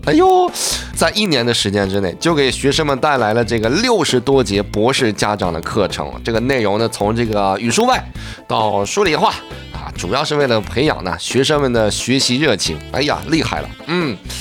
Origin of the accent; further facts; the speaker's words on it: China; 我们中国人